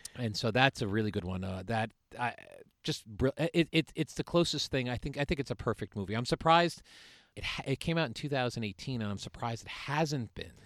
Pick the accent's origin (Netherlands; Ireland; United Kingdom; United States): United States; Suffield, Connecticut; I'm from Suffield